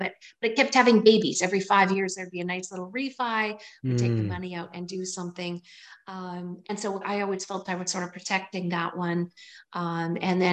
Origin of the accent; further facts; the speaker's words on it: Waterton, Alberta, Canada; moved away as an adult; also born or lived in Pincher Creek, Alberta / Campbell River, British Columbia; I lived in Waterton and went to a 2-room schoolhouse